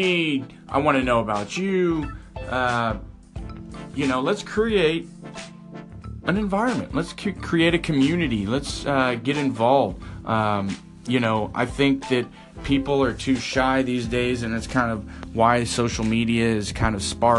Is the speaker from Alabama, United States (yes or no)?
no; Texas, United States; being a Texan, I'm proud of my state